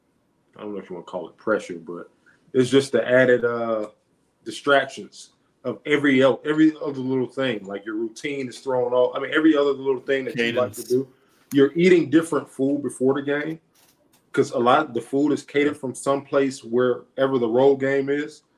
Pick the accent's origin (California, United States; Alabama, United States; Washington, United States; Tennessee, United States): Alabama, United States; moved away; I'm from Alabama